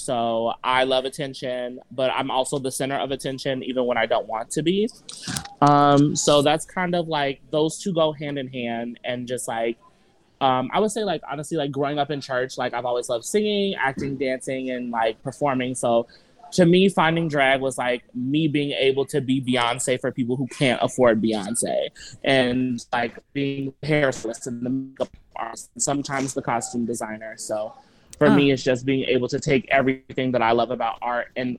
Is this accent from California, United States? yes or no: no; Madison, Wisconsin, United States; also born or lived in Chicago, Illinois; I am a MMSD child. I've lived in Madison since I was 9. I'm originally from Chicago, but as far as like my tentative years, like I grew up in Madison on the west side, on the south side, on the east side, all over.